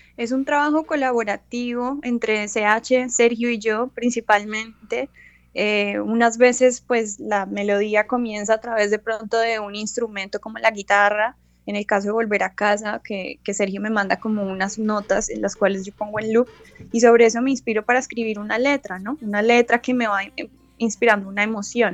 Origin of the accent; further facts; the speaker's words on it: Colombia; now in Los Angeles, United States; somos unos colombianos que estamos haciendo música fusión folclor desde Los Ángeles